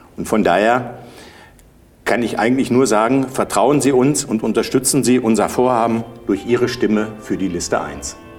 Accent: Bad Driburg, North Rhine-Westphalia, Germany; ich komme aus Bad Triburg, bin Bankbetriebswirt

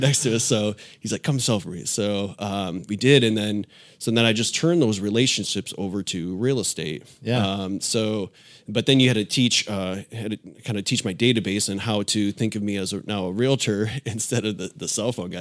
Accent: Illinois, United States; moved away as an adult; now in Tampa, United States; I grew up in Illinois

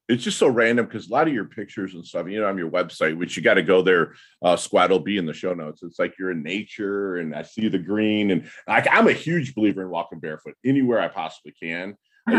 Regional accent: Midwest, United States; I'm from the Midwest

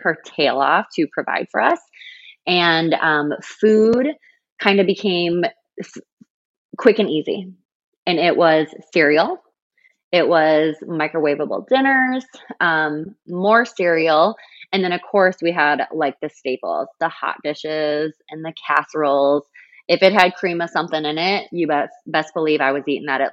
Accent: South Dakota, United States; I'm from South Dakota. Everywhere is 15 minutes

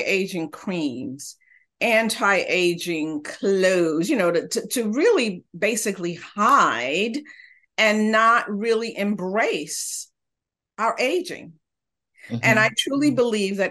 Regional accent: New York City, New York, United States; moved away as an adult; also born or lived in Honduras; now in Santa Barbara, United States; live in California, Santa Barbara area, not originally, but I grew up in New York City, originally from Central America.

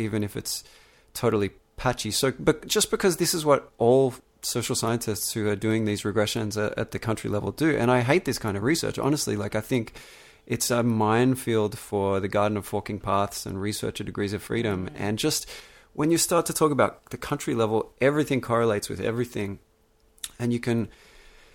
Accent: Melbourne, Victoria, Australia; the environment I grew up in Melbourne, Australia

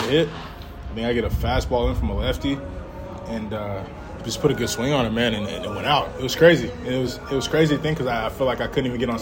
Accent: Georgia, United States; we're all from Georgia

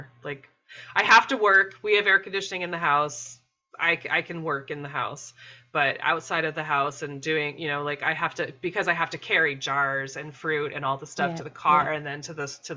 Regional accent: Maine, United States; I grew up in Maine

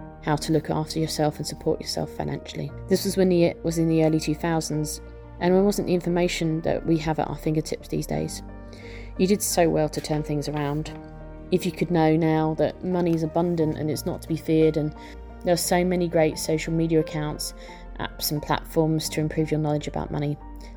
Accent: Norwich, East of England, United Kingdom; I'm from Norwich in England, the UK.

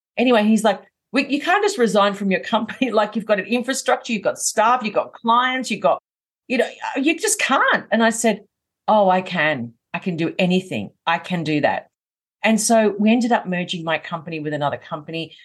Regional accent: Melbourne, Victoria, Australia; I'm from Melbourne in Australia, hence why I have the accent.

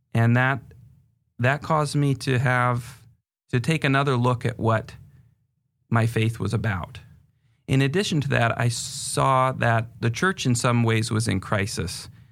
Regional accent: northern New Hampshire, United States; moved away as an adult; also born or lived in England; now in Seattle area, United States; I was born in England and moved to the United States when I was five and grew up in northern New Hampshire

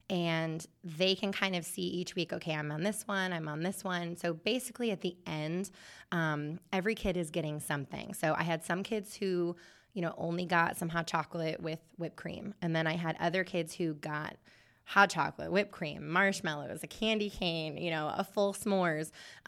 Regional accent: Michigan, United States; I'm from Michigan, so I should call it pop.

